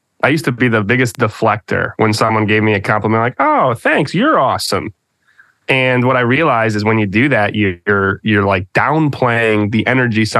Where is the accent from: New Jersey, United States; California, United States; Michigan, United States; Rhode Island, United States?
Michigan, United States; moved away; that Midwestern passive aggression that you can grow up with. At least I'm from Michigan